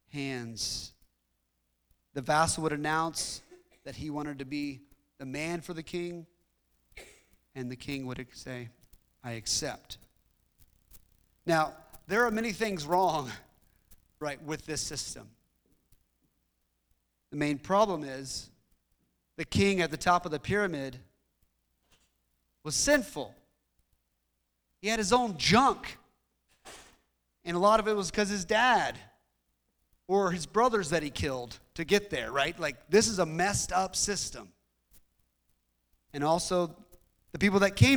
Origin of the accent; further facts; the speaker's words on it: United States; us being American